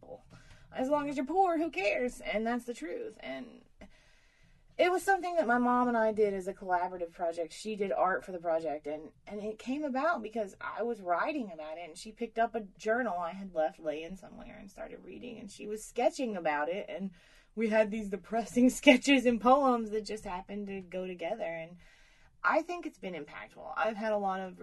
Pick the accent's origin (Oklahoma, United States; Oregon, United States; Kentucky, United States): Kentucky, United States; Beartown Ridge Road; accent: Appalachian; I was born on Beartown Ridge Road